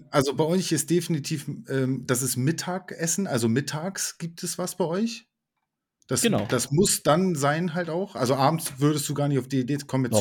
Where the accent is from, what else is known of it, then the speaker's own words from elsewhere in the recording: Germany; ich bin komplett auch mit deutscher Küche aufgewachsen. Also ne, ich bin halt Deutscher